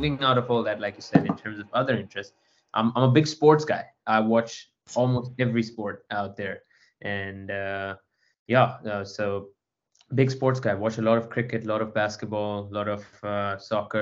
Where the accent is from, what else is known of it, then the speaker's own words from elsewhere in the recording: Botswana; moved away as an adult; also born or lived in India; now in Cape Town, South Africa; I'm originally from India and lived in Botswana for the longest part of my life